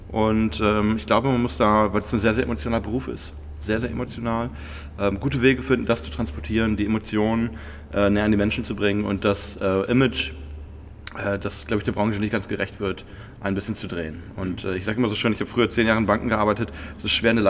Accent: Bremen, Germany; born there; now in Frankfurt, Germany; Ich bin äh, ja äh, aus Bremen gebürtig, äh, wie so viele Arbeitsmigrant in Frankfurt

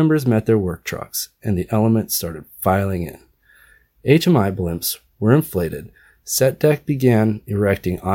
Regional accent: Oregon, United States; moved away as an adult; also born or lived in New York; currently based out of Portland, Oregon, my home state.

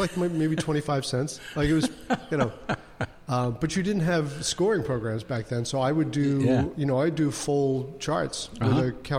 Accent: New England, United States; moved away as an adult; now in Portland, United States; I grew up in... I'm actually from New England.

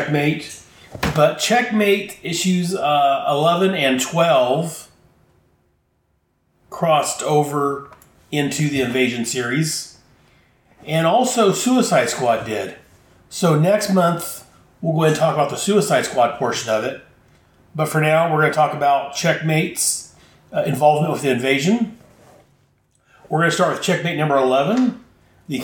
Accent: United States; being an American

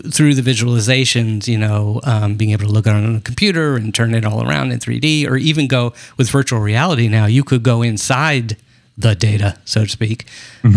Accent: United States; I'm American

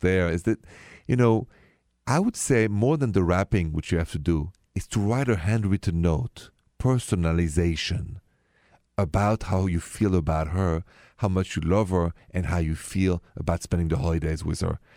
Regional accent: France; accent: French; My accent is French, français.

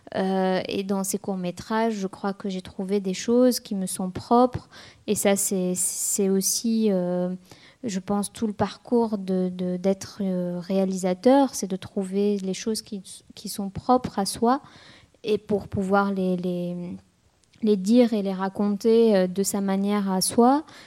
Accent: Tunis, Tunis Governorate, Tunisia; moved away as an adult; also born or lived in France; j'ai quitté Tunis

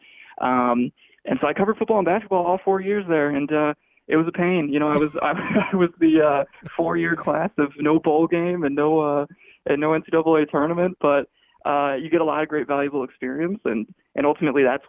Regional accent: Chicago, Illinois, United States; I grew up in the Chicagoland area

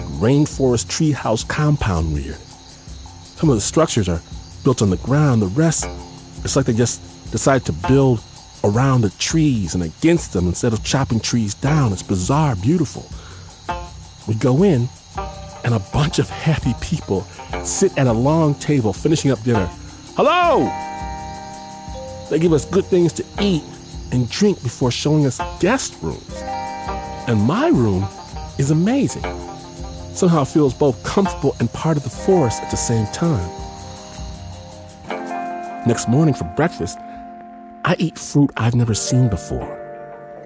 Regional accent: United States; being American

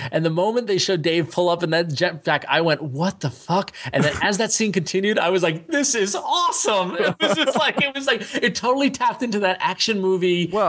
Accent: New York, United States; as a New Yorker

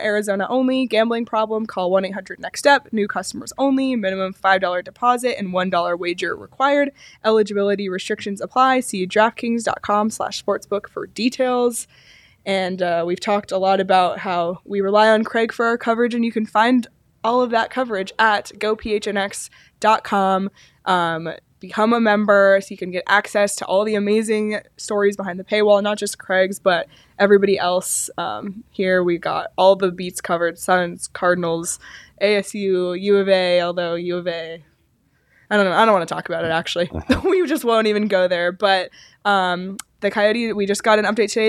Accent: Toronto, Ontario, Canada; moved away; I grew up in Toronto

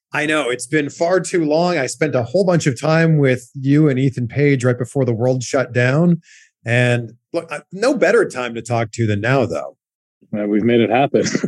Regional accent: Canada; now in United States; back home to Canada

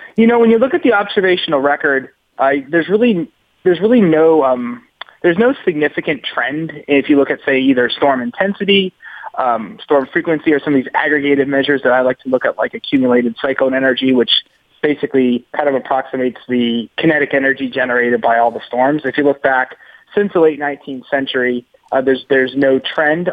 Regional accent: Massachusetts, United States; grew up in Massachusetts

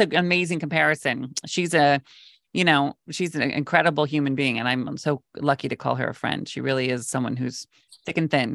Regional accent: West Coast, United States; I grew up on the West Coast

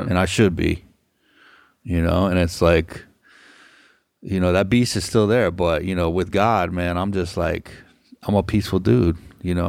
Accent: Hollywood, Florida, United States; I'm a native South Floridian, and I was born and raised in Hollywood.

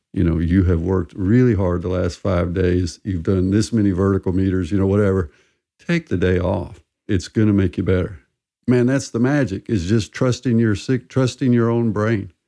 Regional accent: southern U.S., United States; I'm American and, and grew up in the United States in the southern U.S.

